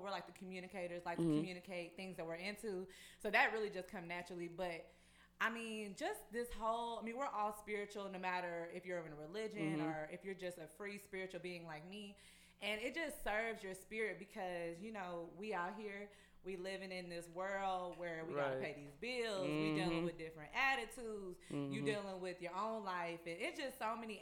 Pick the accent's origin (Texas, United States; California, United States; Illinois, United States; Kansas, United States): Texas, United States; Fort Worth; I'm from Fort Worth